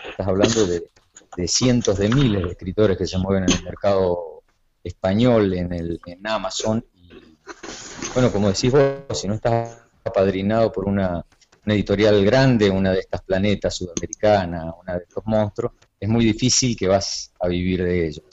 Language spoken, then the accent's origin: Spanish; Jaime Prat, Mendoza, Argentina; moved away as an adult; also born or lived in Córdoba, Argentina / Paraná, Entre Ríos, Argentina / Aruba; now in Miami, United States; escrito desde chiquito, desde adolescente, allá en mi pueblito rural de Jaime Prat, en, en el sur de Mendoza